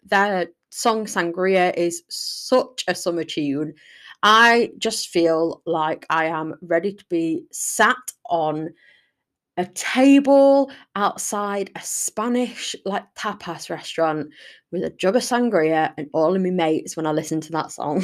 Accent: Sheffield, Yorkshire and the Humber, United Kingdom; I'm from Sheffield. I love Sheffield. It's a beautiful place to live.

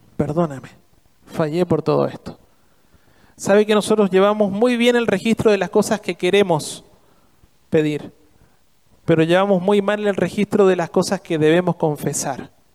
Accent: Argentina

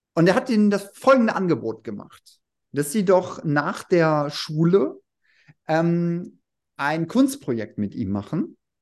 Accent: Remscheid, North Rhine-Westphalia, Germany; now in Wuppertal, Germany; Realschule in Remscheid

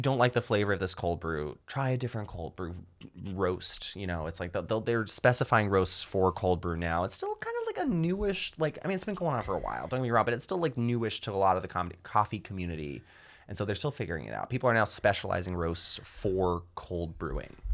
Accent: rural North Georgia, United States; the town I grew up in here in Georgia

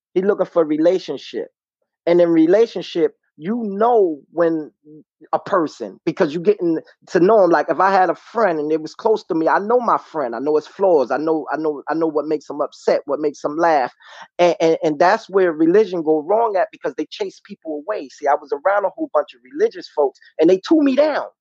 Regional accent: New York City, New York, United States; moved away as an adult; now in Connecticut, United States; I'm from Brooklyn, New York.

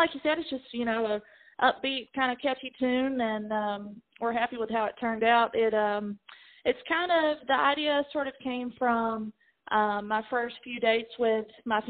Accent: North Carolina, United States; moved away as an adult; now in Nashville, United States; I'm from North Carolina. I'm getting married in North Carolina. So I play a lot of shows in the North Carolina area, but I have been living in Nashville for the past 6.5 years.

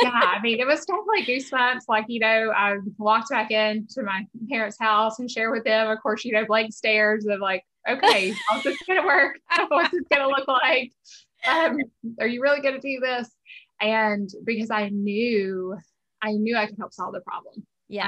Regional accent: South Georgia, United States; moved away as an adult; also born or lived in Pennsylvania; we grew up in South Georgia

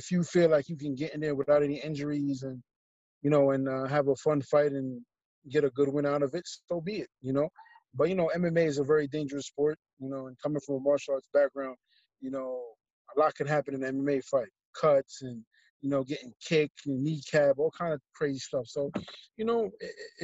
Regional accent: New York City, New York, United States; growing up in New York, growing up in Brooklyn

